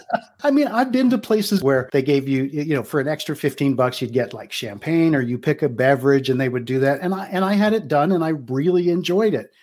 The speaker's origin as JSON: {"language": "English", "country": "United States", "tie": "born or raised there", "said": "I grew up in the Baltimore, Washington"}